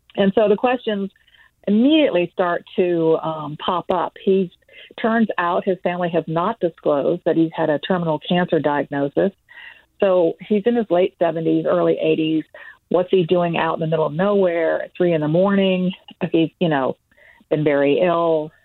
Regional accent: Tampa Bay, Florida, United States; My hometown paper, the Tampa Bay Times

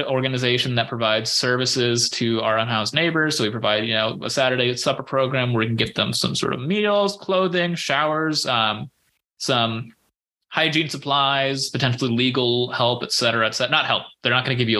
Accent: Bay Area, California, United States; now in Los Angeles, United States; Jess and I bonded growing up with our dads both listening to the same Bay Area sports stations.

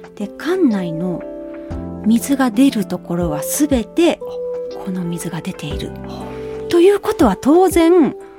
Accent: Kobe, Hyogo, Japan; moved away; 全部私の地元 なんですよ。

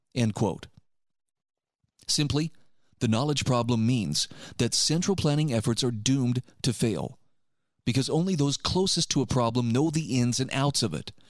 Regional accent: Utah, United States; My home state of Utah

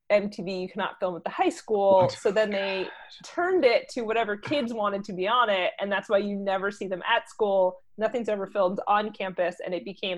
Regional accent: New Jersey, United States; I am a kid from Jersey, from the burbs.

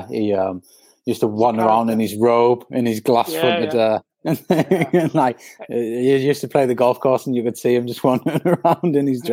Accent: North East England, United Kingdom; we're both from the same region. So the accents kind of give that away.

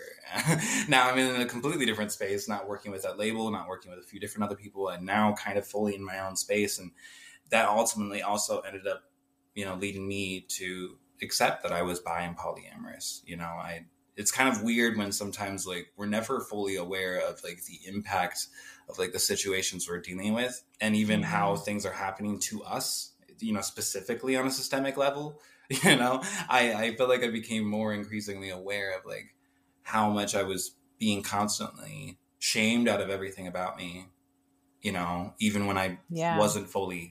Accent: Humboldt, Iowa, United States; moved away as an adult; now in South Dakota, United States; I basically grew up in this small town in Iowa, Humble

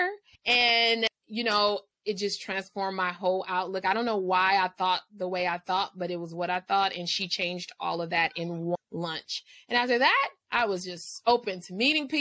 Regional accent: Los Angeles, California, United States; I'm from the inner city of LA, so I'm from South Central

